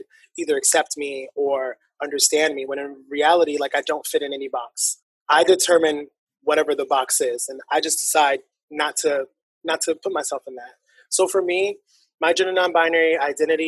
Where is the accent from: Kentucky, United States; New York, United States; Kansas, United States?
New York, United States; New York City; I'm born and raised in Harlem